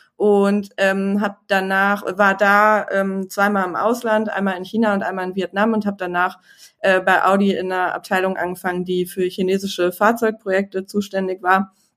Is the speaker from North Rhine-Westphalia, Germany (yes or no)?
yes; Düsseldorf, North Rhine-Westphalia, Germany; ich bin in Düsseldorf ge geboren